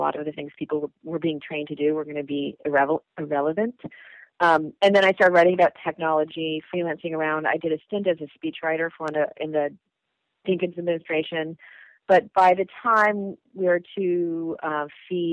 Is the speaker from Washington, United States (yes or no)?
no; California, United States; I'm from California